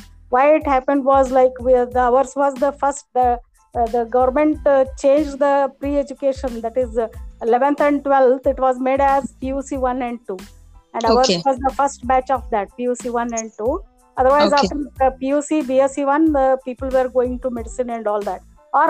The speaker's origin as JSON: {"language": "English", "town": "Belgaum", "region": "Karnataka", "country": "India", "tie": "born or raised there", "said": "I was born and brought up in Belgaum only. So my entire education, primary, secondary, till my MBBS was in Belgaum only."}